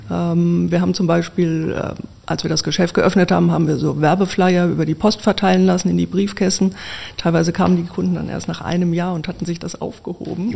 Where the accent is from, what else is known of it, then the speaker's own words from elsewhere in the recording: Wiesbaden, Hesse, Germany; also born or lived in Marburg; in meiner Geburtsstadt Wiesbaden, meiner alten Heimat